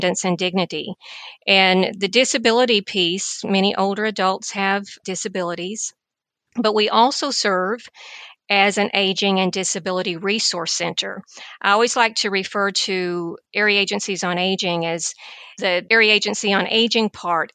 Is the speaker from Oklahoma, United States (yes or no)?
no; Tennessee, United States; moved away as an adult; also born or lived in Illinois; now in Tampa, United States; I grew up in Tennessee and all of my family is still there